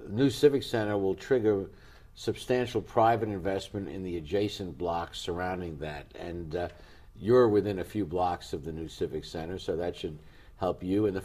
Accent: New York City, New York, United States; well, I come from New York. I think you do also.

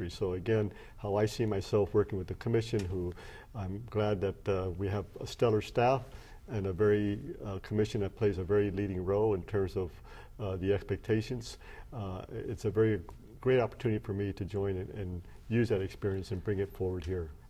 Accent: Long Beach, California, United States; Well, first of all, as you know, I'm from Long Beach.

